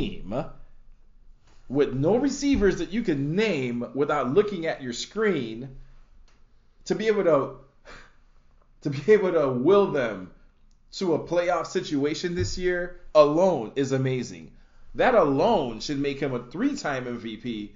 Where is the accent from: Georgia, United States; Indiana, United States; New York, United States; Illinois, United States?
Illinois, United States; Chicago; I'm a Chicagoan